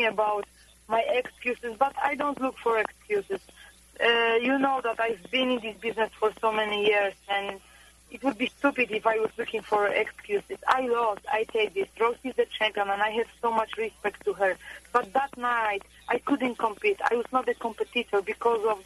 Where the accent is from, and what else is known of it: Poland; born or raised there; moved away as an adult; also born or lived in Florida, United States